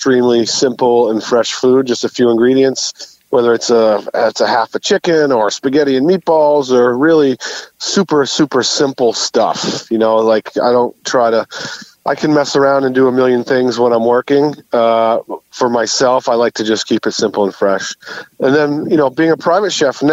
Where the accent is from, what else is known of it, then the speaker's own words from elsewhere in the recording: New Hampshire, United States; moved away as an adult; also born or lived in North Carolina / Boston / Block Island / Cape Cod; now in Newport, United States; Originally born and raised in New Hampshire